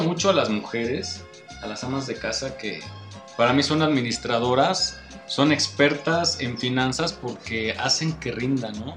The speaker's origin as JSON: {"language": "Spanish", "country": "Mexico", "said": "aquí andamos como mexicanos saliendo adelante"}